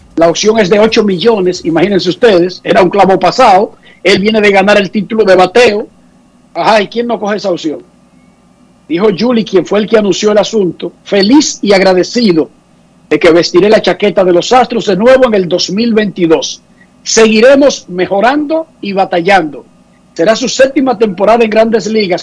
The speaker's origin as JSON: {"language": "Spanish", "town": "Santo Domingo Oeste", "region": "Distrito Nacional", "country": "Dominican Republic", "tie": "born or raised there", "said": "yo vengo de un barrio, barrio caliente, digamos, yo soy de Buenos Aires de Herrera"}